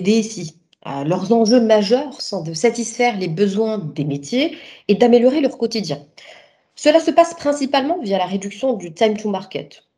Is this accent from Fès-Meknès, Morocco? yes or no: no; Rabat, Rabat-Salé-Kénitra, Morocco; also born or lived in Sophia Antipolis, France; ma ville natale, Rabat